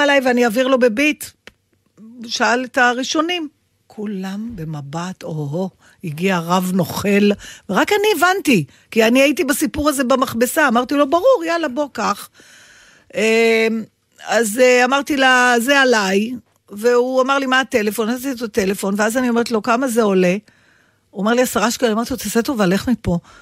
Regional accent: Israel; אני ישראלית

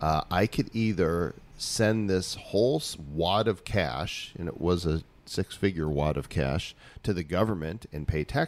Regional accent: Chicago suburbs, Illinois, United States; moved away as an adult; also born or lived in Texas / Oklahoma / Colorado; now in Palmas del Mar, Puerto Rico; Chicago, right? Yeah, suburbs. Yeah. Child of the Midwest.

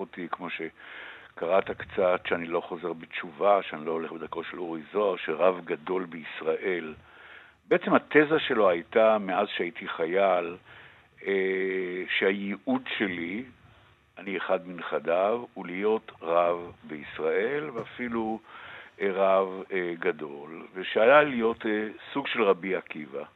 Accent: Tel Aviv, Tel Aviv District, Israel; אני גדלתי בתל אביב

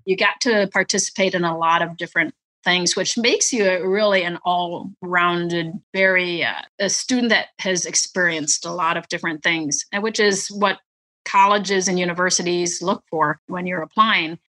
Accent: northern Wisconsin, United States; also born or lived in Vietnam / Clovis, New Mexico / San Antonio, Texas; we moved up to northern Wisconsin, where my mom was from. So we moved up to the house right across the street from my my grandma and grandpa mm. and that's where we grew up in a very very small town

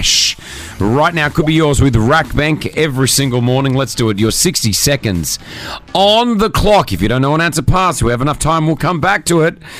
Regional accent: Australia; moved away; I grew up in Australia, you know, playing backyard cricket

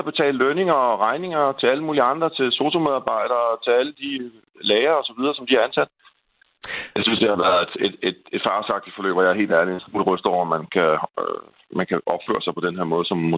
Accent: Denmark; jeg simpelthen som dansker sidder og har fulgt med i den her sag

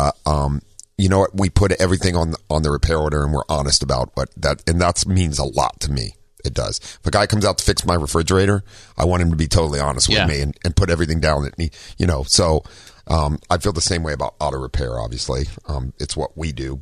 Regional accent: Ohio, United States; moved away; also born or lived in California; I'm from Ohio

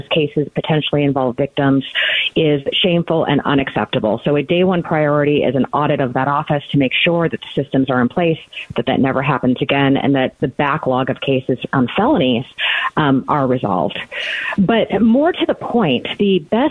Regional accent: Arizona, United States; moved away as an adult; also born or lived in Indiana / Cook County, Illinois; I was born and raised right here in Arizona

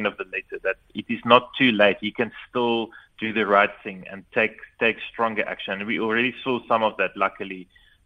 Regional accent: South Africa; as a South African citizen

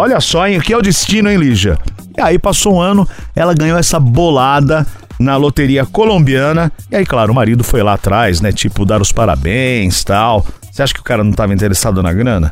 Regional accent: Santa Amélia, Paraná, Brazil; moved away; Minha querida Paraná, que eu nasci em Santa Amélia, aí no Paraná

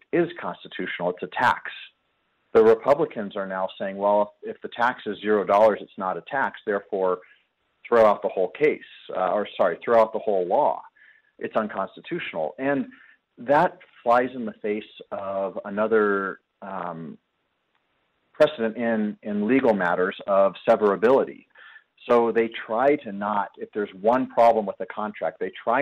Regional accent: United States; also born or lived in Colorado Springs, Colorado; I'm an American

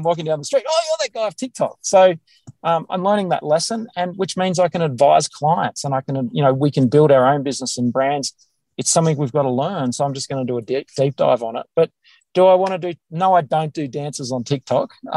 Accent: Australia; accent: Australian; my accent, my Australian accent

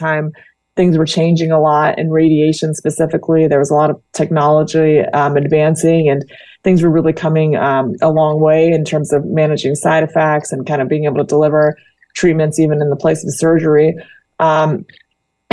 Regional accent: Indiana, United States; moved away as an adult; also born or lived in New York / Florida; now in Danville, United States; I actually was born and raised in Indiana

